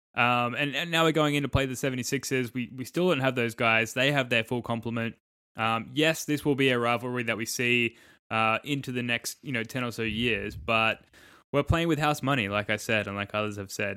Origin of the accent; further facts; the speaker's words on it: Australia; I'm an Australian